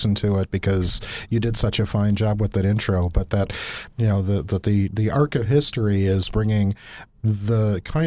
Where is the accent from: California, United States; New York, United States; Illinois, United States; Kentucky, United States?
Illinois, United States; Chicago; now in Oklahoma, United States; I grew up in Chicago